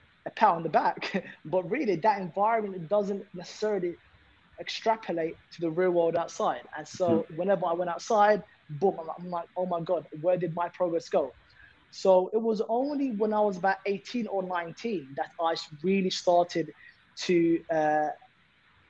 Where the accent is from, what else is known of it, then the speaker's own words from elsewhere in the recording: London, United Kingdom; There's 7 of us, you know, growing up in London.